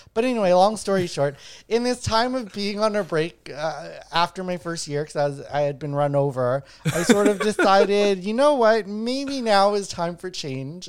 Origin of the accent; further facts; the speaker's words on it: Winnipeg, Manitoba, Canada; moved away as an adult; I grew up in Winnipeg, a murder capital of Canada